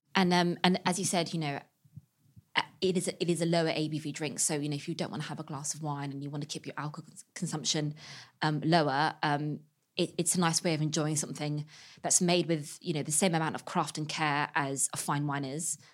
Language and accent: English; West Country near Bristol, South West England, United Kingdom; now in London, United Kingdom; I'm from the West Country near Bristol